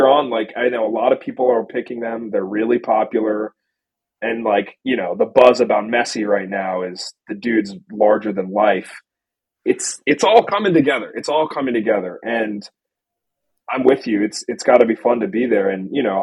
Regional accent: United States; as an American

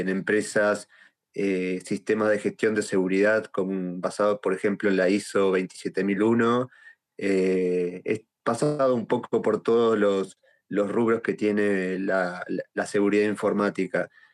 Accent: Uruguay; soy de Uruguay

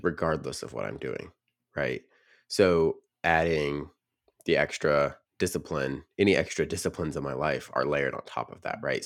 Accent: Nashville, Tennessee, United States; I grew up in the Nashville region

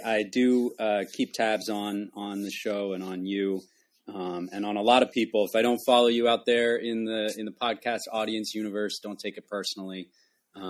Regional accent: New England, United States; also born or lived in Maine; I grew up in New England, and, you know, was kind of surrounded by academia growing up. Went to a private school myself in Maine

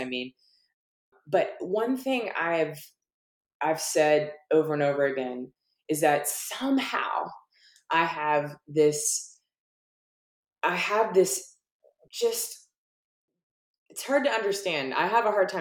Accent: Virginia, United States; moved away as an adult; also born or lived in Oregon; now in Portland, United States; I'm from Virginia, and of course I've been in Oregon for a really long time now

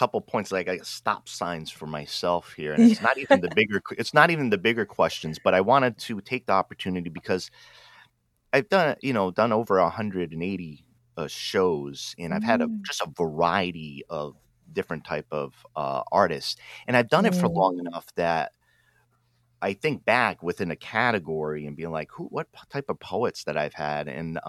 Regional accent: New England, United States; I'm from New England

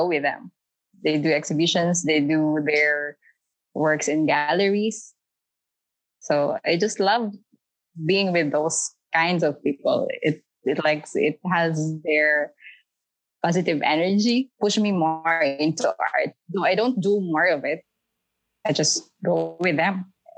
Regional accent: Philippines; moved away as an adult; now in United Arab Emirates; I'm from Philippines. And then I've been here in UAE for 5 days. 5 years, I mean.

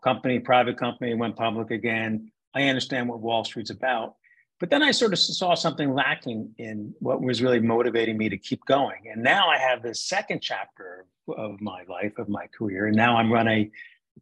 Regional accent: New Jersey, United States; I grew up in New Jersey

